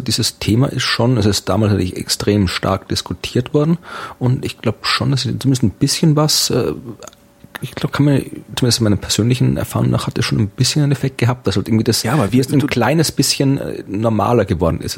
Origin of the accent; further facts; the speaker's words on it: Austria; als Österreicher